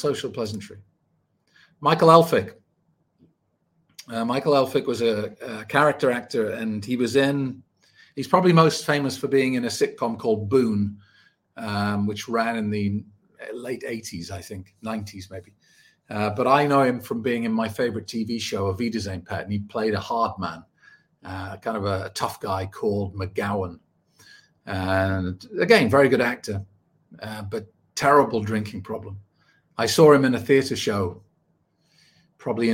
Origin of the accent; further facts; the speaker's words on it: United Kingdom; I was born 1974 in the United Kingdom.